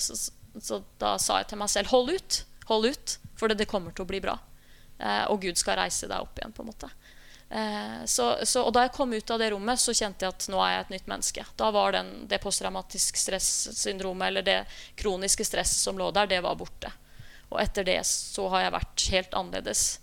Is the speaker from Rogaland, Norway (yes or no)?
no; Skien, Telemark, Norway; jeg begynte å øve i smug i menneskelokalet hjemme i Skien